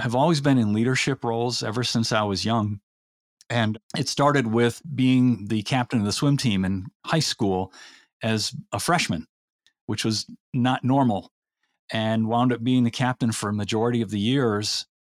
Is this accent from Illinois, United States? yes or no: yes; Elmhurst, Illinois, United States; also born or lived in Indiana; born and raised in the Chicago area, suburb about fifteen miles from downtown Chicago called Elmhurst